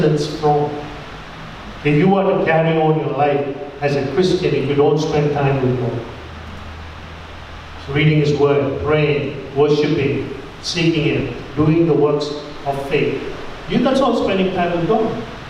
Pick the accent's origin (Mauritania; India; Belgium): India; my status as an Indian